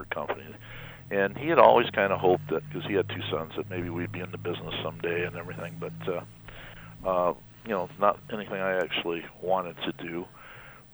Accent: Kalamazoo, Michigan, United States; also born or lived in Kansas City, Missouri; I've actually been in Kalamazoo since I was 5 years old

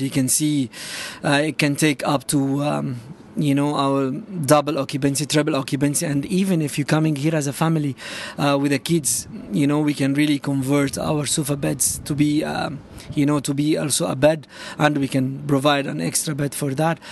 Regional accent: Cairo, Cairo Governorate, Egypt; moved away as an adult; now in Dubai, United Arab Emirates; I'm from Cairo.

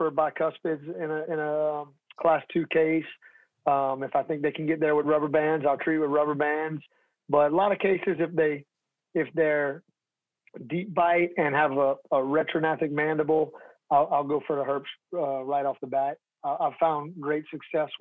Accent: Louisiana, United States; I'm from Louisiana, so I'm kind of like an inherited Cajun, I guess you could say. But my family, before I was born, my family's from New York

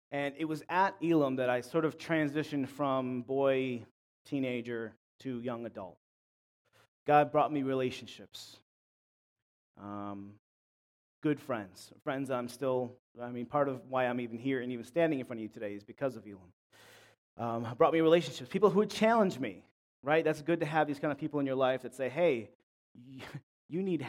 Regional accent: Clarence, New York, United States; I'm from Buffalo, from Clarence, more specifically, suburbs.

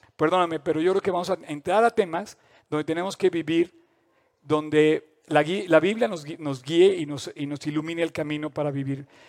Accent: Mexico

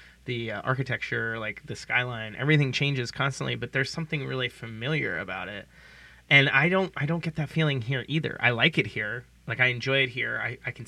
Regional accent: outside of Pittsburgh, Pennsylvania, United States; now in San Francisco, United States; I grew up outside of Pittsburgh

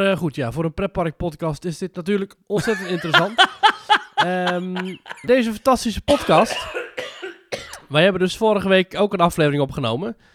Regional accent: Netherlands; als Nederlander

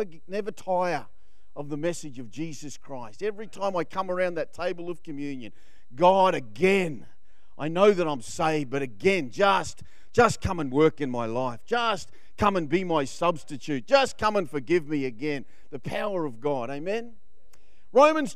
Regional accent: Queensland, Australia; I'm from Queensland

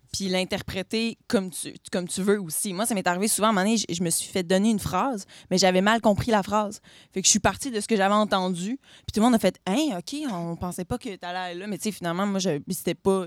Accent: Quebec City, Quebec, Canada; je viens de la ville de Québec

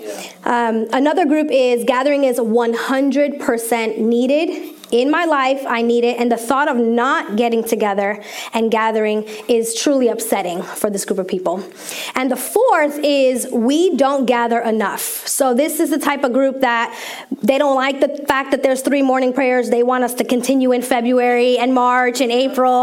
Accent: New York, United States; moved away as an adult; now in Maryland, United States; I'm from New York, New Yorkerican

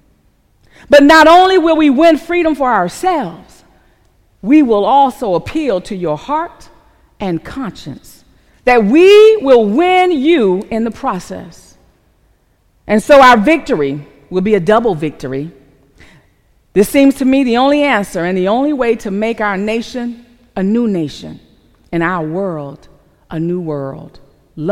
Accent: South Carolina, United States; my home of Terrell, South Carolina

